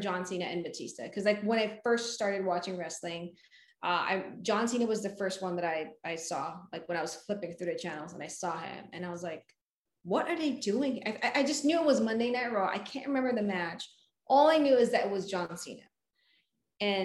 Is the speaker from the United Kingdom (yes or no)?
no; Philippines; English is a second language; moved away as an adult; now in United States; I moved to the United States from the Philippines